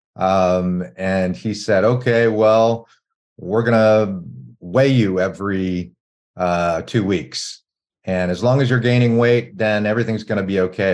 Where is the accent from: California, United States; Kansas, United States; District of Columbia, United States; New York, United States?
District of Columbia, United States; Washington; when I was growing up in Washington, D.C., in the early 80s